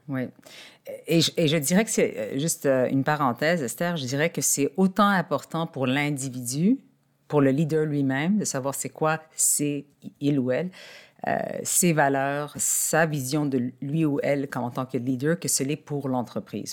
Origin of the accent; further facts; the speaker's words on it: Montreal, Quebec, Canada; je suis née à Montréal, au Québec.